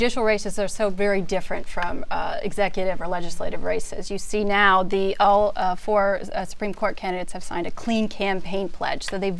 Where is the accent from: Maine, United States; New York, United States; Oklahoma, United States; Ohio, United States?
Ohio, United States; Central; growing up in Central Ohio, I grew up watching In the Know as a kid on public television